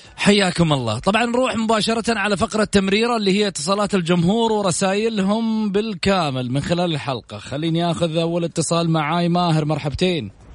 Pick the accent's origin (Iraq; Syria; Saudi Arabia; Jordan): Saudi Arabia; احنا كسعوديين